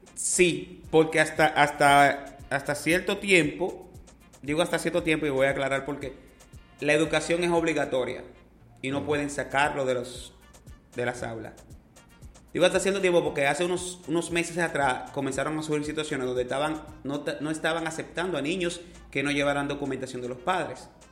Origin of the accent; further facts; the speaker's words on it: Dominican Republic; somos la mayoría dominicano dominicanos